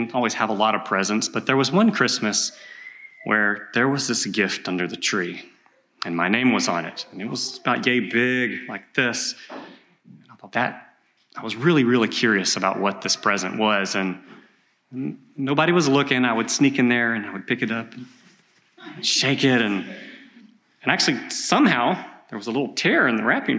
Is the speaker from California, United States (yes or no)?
no; East Texas, United States; I grew up in East Texas in logging country